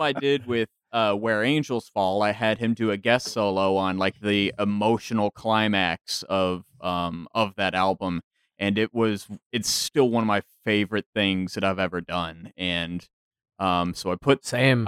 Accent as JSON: {"language": "English", "area": "DFW area", "region": "North Texas", "country": "United States", "also_born_or_lived": "San Marcos, Texas", "moved": "as an adult", "said": "I am actually originally from North Texas, up in the DFW area. Uh, came down here to Central Texas for school down in San Marcos, and still down that that way"}